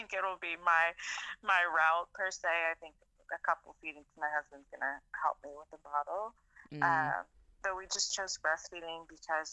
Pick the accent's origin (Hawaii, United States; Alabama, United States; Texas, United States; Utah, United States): Texas, United States; now in Los Angeles, United States; where I grew up in Texas